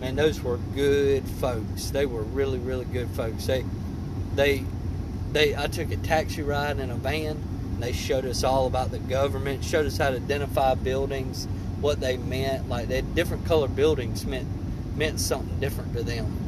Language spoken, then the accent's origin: English; Greenville, South Carolina, United States; I was born in Greenville, South Carolina, where yeah. my mom and daddy lived. And I decided to stay in Greenville, South Carolina